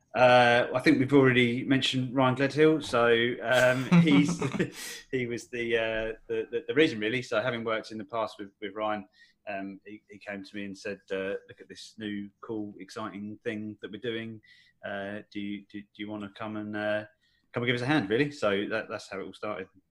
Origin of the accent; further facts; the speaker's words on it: Essex, near Colchester, East of England, United Kingdom; in in Essex, uh, so near near Colchester, basically.